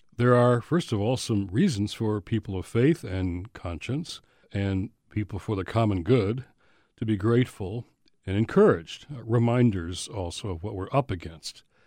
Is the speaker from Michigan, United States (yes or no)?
yes; Michigan, United States; my home state of Michigan